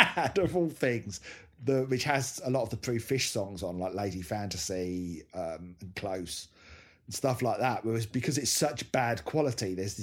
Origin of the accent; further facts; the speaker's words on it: Hemel Hempstead, East of England, United Kingdom; literally only a few miles from where I was growing up in Hemel Hempstead.